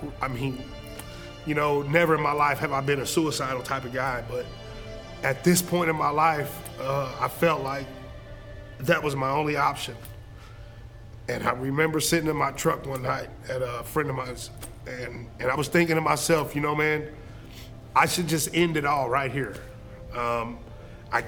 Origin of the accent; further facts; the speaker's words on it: Springfield, Missouri, United States; I grew up in North Springfield